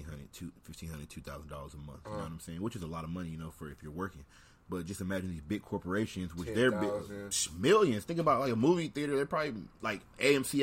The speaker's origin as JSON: {"language": "English", "country": "United States", "said": "I'm black man, I'm black American"}